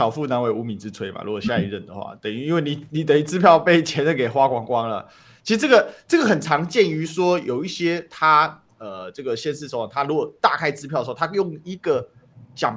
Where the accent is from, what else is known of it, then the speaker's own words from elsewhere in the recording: Kaohsiung, Taiwan; 对，我作为高雄人，我就直接讲，高雄怎么欠债欠到三千多亿的账面欠两千多亿